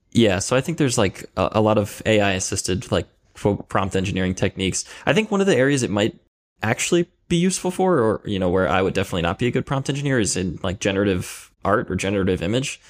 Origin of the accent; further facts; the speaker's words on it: Philadelphia, Pennsylvania, United States; I'm originally from Philadelphia, Pennsylvania, or the area around Philadelphia